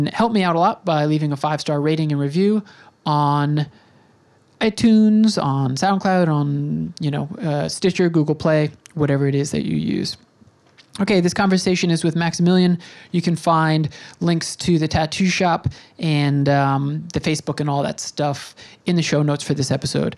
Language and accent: English; New York, United States; I'm from New York